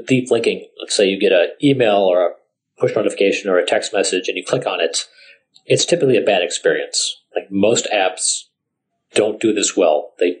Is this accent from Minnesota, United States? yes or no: yes; Minneapolis, Minnesota, United States; I'm from Minneapolis.